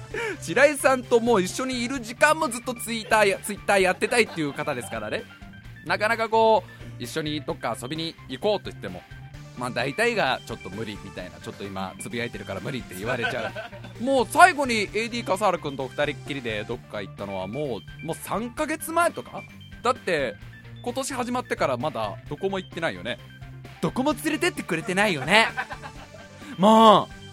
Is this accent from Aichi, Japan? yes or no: no; Tokorozawa, Saitama, Japan; also born or lived in Los Angeles, California; 生まれたのがロサンゼルスでその後すぐカリに行ってカリカフォルニアに行ってであの育ったのが所沢ですからで所沢で育ってま